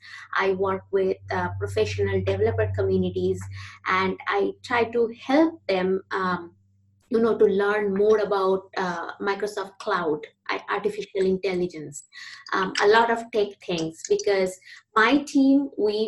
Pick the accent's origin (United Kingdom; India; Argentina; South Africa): India; moved away as an adult; also born or lived in United States; now in Vancouver, Canada; I am from India originally. So I grew up in India